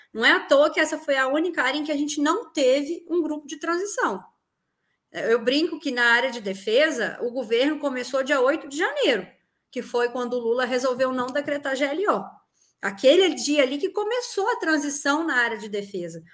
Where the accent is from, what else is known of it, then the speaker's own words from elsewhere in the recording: Minas Gerais, Brazil; eu sou mineira